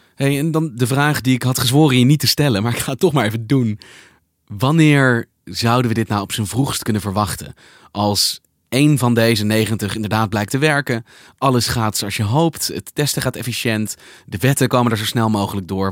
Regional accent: Netherlands

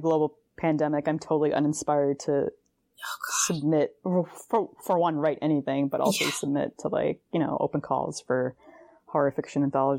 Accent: Boston, Massachusetts, United States; So growing up in the Boston area

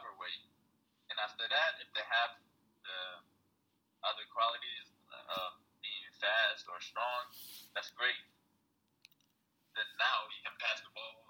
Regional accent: Ethiopia; now in United States; I am Ethiopian, and I speak my language, and I do a lot of things that are like Ethiopian, you know. And I'm also American

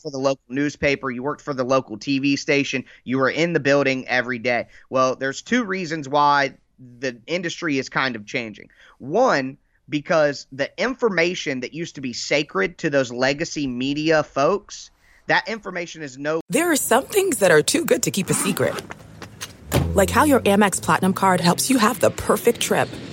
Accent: Dayton, Ohio, United States; I am from Dayton, Ohio

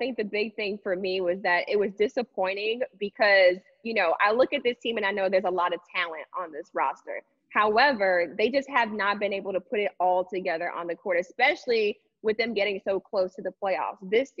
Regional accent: New York City, New York, United States; moved away; So I'm originally from Brooklyn

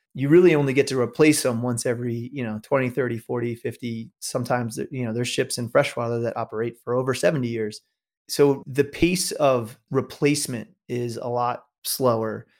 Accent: New York, United States; I grew up in New York

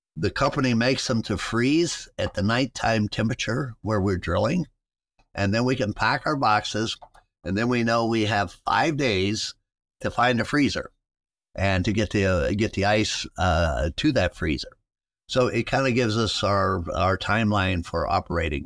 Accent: West Virginia, United States; moved away as an adult; now in Ohio, United States; I grew up in West Virginia

